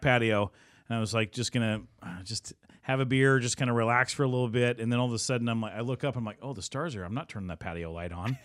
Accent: Southwest Utah, United States; moved away as an adult; now in Seattle, United States; I grew up in Southwest Utah

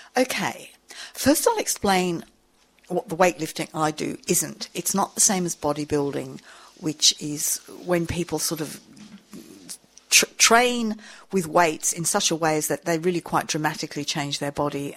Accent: England, United Kingdom; moved away as an adult; now in Sydney, Australia; I'm English. Um, I'm a journalist. I arrived here on a ship in the 70s

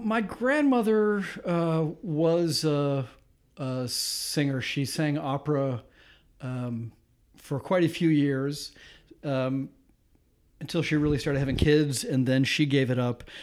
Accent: Grosse Pointe, Michigan, United States; moved away as an adult; now in Massachusetts, United States; I grew up just outside of Detroit in a suburb called Grosse Pointe

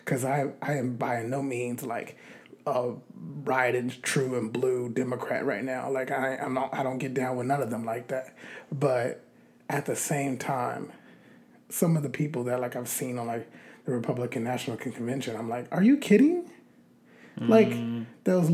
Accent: United States; As an American voter and an American citizen

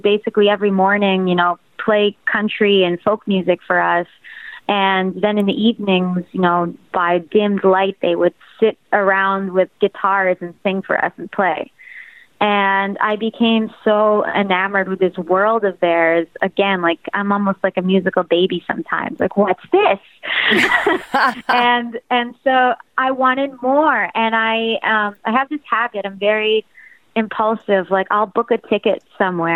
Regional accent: Toronto, Ontario, Canada; I come from Toronto.

